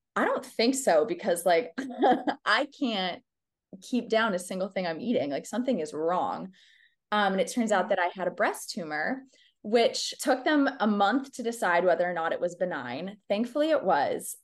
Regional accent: Dallas, Texas, United States; we grew up in Dallas in, like, the early two thousands

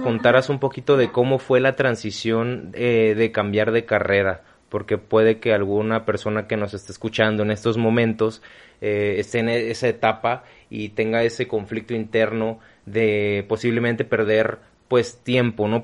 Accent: Mexico; Somos mexicanos

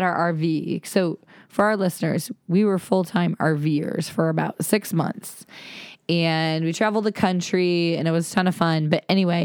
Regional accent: Ohio, United States; moved away; I am a Flatlander. I'm from Ohio.

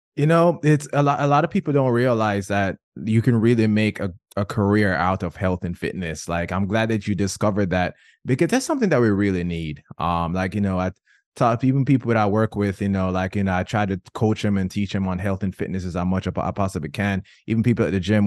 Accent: Jamaica; I'm Jamaican

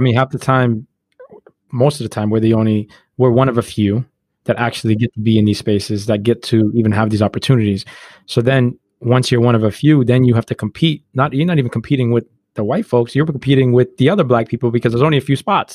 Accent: United States; we grew up black in America. Like, we were born in America.

